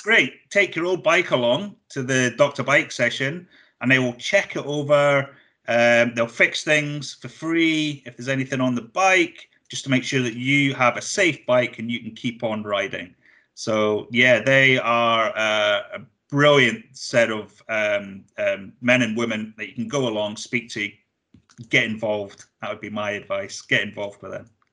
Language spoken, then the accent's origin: English; Blairgowrie, Scotland, United Kingdom; I'm from Blairgowrie originally